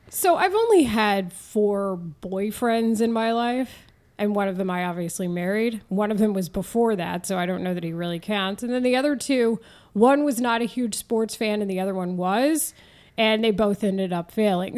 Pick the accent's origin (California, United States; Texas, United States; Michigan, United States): Texas, United States; Denton; accent: Texan drawl; moved away as an adult; also born or lived in San Diego / Houston / Philadelphia; now in Chicago, United States; I grew up in Denton, Texas, just north of the Dallas area.